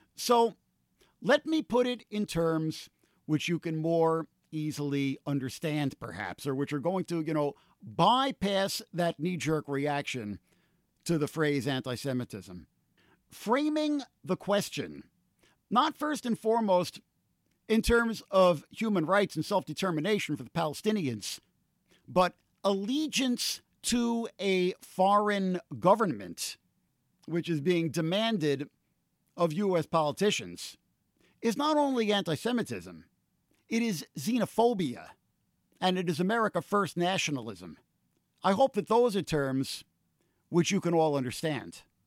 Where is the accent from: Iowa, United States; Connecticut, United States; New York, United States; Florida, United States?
New York, United States; New York City; as a New Yorker